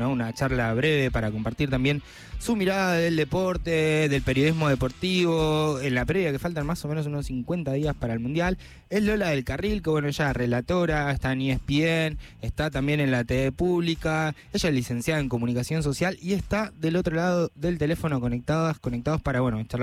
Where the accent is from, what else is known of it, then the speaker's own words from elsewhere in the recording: Córdoba, Argentina; now in Buenos Aires, Argentina; Yo soy cordobés, vine a Buenos Aires acá